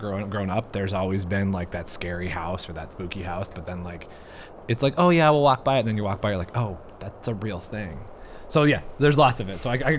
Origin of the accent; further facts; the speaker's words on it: White Sulphur Springs, Montana, United States; where I grew up in White Sulphur, White Sulphur Springs, Montana. It's this small little town, eastern middle sort of part of Montana.